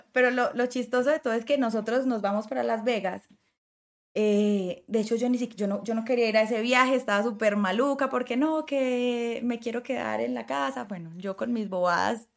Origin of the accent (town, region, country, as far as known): Colombia